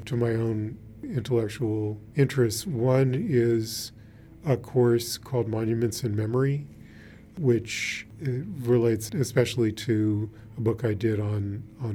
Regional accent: Washington, District of Columbia, United States; I grew up in Washington, D.C., and the first museum that I really got to know as a museum was the National Gallery

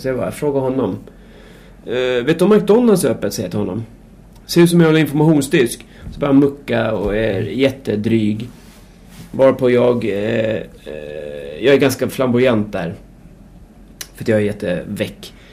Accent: Märsta, Stockholm County, Sweden; jag är uppväxt i Märsta

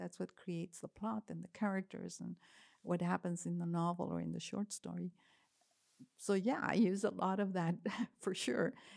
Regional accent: Laredo, Texas, United States; moved away as an adult; now in Kansas City, United States; growing up in La Redon specifically

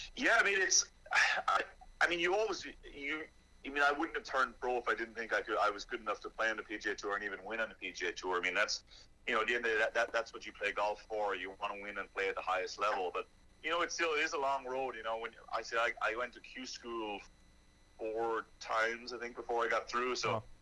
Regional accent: Ireland; moved away as an adult; now in Charlotte, United States; I grew up in Ireland

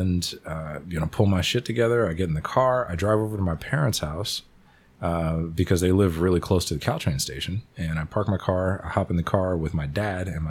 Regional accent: Redwood City, California, United States; I grew up in Redwood City

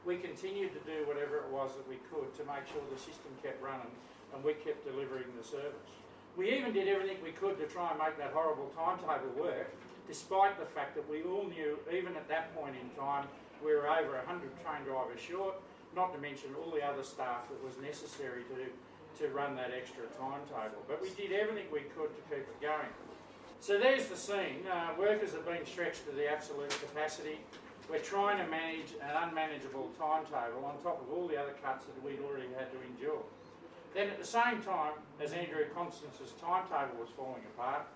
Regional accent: Australia; I'm an Australian

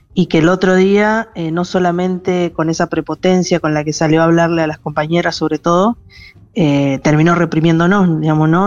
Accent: Chaco, Argentina; Yo particularmente soy de Chaco

